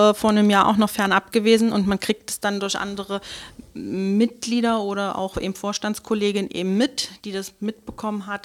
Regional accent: Magdeburg, Saxony-Anhalt, Germany; Und ich bin eher Magdeburger Reformerkind. Ich bin in Reformen groß geworden.

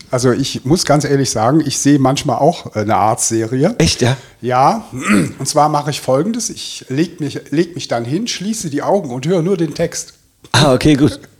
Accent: Bonn, North Rhine-Westphalia, Germany; ich komme aus Bonn. Ne? Bonn liegt ja bekanntlich am Rhein, ja. Also ich äh, bezeichne mich auch als Rheinländer, ja. Ich bin als Kind wahnsinnig oft ähm, am Rhein gewesen. Meine ganze Verwandtschaft kommt aus dieser Gegend.

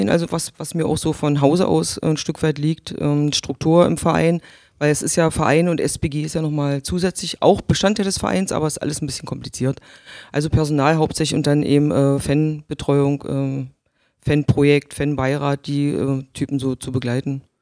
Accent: Magdeburg, Saxony-Anhalt, Germany; also born or lived in Gardelegen; Nein, ich bin in der Altmark in Gardelingen geboren. Ja. Mm, das hört man nicht mehr. Also ich spreche, glaube ich, nicht mehr so wirklich deutlich klar wie die Altmerker. Bin aber 1970 schon nach Magdeburg gekommen.

